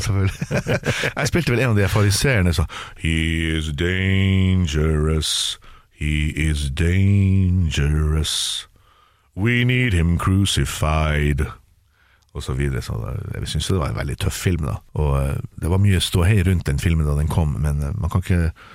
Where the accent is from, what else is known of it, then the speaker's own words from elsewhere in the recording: Tromsø, Troms, Norway; det er der jeg vokste opp